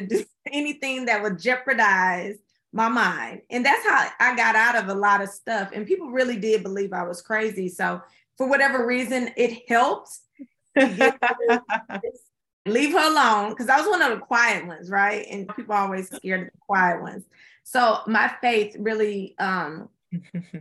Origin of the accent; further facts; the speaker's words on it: Houston, Texas, United States; my hometown of Houston